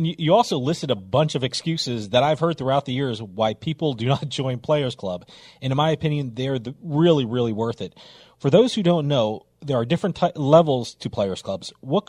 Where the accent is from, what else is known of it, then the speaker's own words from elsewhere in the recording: New Jersey, United States; Like I said, I'm from New Jersey, and anyone who visits Atlantic City, I always tell them, sign up for the cards